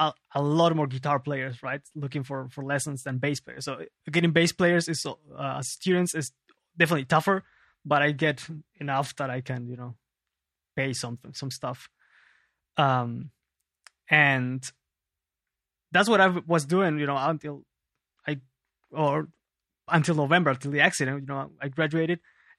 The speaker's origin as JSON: {"language": "English", "region": "Lima", "country": "Peru", "tie": "born or raised there", "lives_now": "Germany", "said": "Yes, I was born and raised in Lima, Peru."}